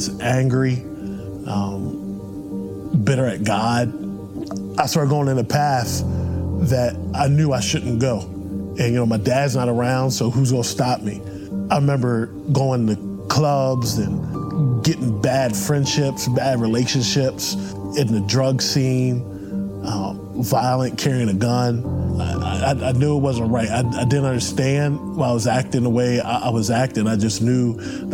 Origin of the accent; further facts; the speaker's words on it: Hagerstown, Maryland, United States; I grew up in Hagerstown, Maryland